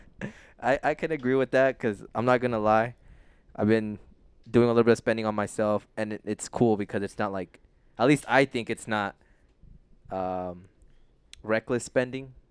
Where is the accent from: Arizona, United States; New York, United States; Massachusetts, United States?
Arizona, United States; Tolleson; also born or lived in San Fernando Valley, California; I was raised now in Tolleson, Arizona.